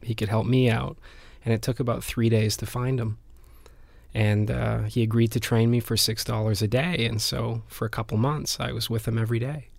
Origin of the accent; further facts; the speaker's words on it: Vancouver, British Columbia, Canada; moved away as an adult; also born or lived in Spain; I grew up in Vancouver, and, and I left Vancouver when I was about 18, 19 to go to Spain